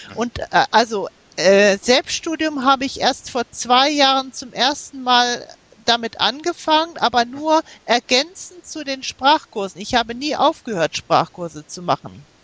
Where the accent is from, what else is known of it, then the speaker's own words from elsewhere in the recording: Germany; also born or lived in United States; meine Familie, die ist äh, äh, nach Amerika umgezogen, als ich äh, sieben Jahre alt war. Wir, wir haben zwei Jahre in den USA gelebt und dort bin ich auch in die Grundschule gegangen. Und später sind wir nach Deutschland zurückgekehrt